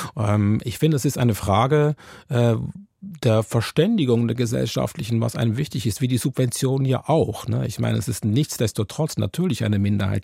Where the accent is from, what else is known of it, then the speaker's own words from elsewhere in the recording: Switzerland; now in Germany; warum ich überhaupt nach Deutschland gezogen bin als äh, Schweizer